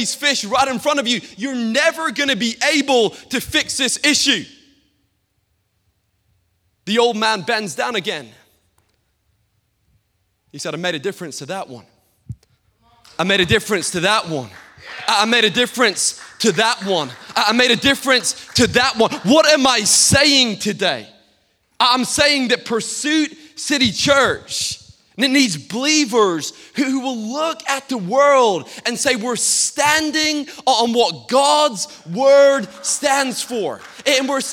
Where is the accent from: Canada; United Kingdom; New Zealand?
United Kingdom; Peterhead, Scotland; I grew up in Peterhead, Scotland, the capital of the whitefish, capital of whitefish in the whole of Europe.